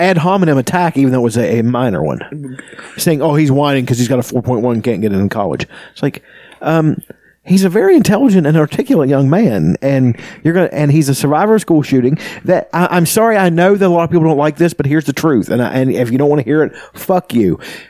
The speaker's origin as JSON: {"language": "English", "region": "West Virginia", "country": "United States", "said": "No, I'm from West Virginia, sir."}